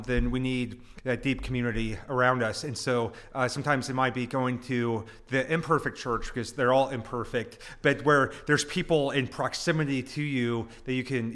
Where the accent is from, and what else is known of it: United States